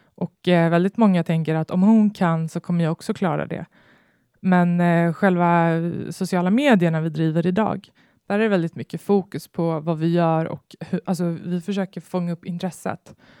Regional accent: Botkyrka, Stockholm County, Sweden; jag växte upp i Stockholmsförorten Fittja

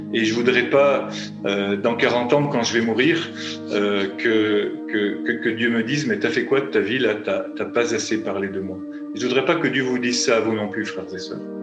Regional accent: France; je suis français

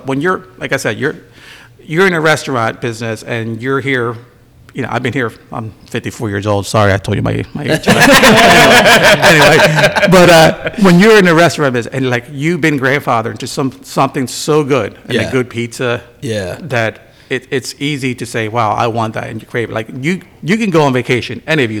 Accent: Bristol, Pennsylvania, United States; Growing up in Bristol

